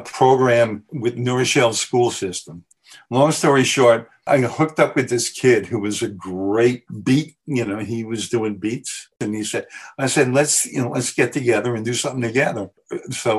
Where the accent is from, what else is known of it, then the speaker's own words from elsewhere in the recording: New York City, New York, United States; I grew up in the Bronx, so we used to have that on every street corner, what they call doo-wop.